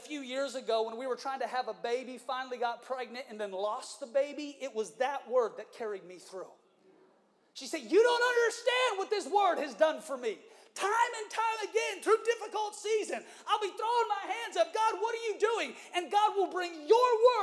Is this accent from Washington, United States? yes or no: yes; Seattle, Washington, United States; moved away; I had the privilege of preaching in the church that I was raised in Seattle, Washington